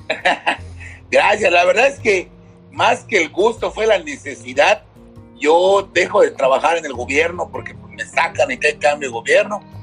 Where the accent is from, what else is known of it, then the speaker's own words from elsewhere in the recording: Mérida, Yucatán, Mexico; crezco en el fraccionamiento Mulsay, aquí por Juan Pablo, en el poniente de la ciudad de Mérida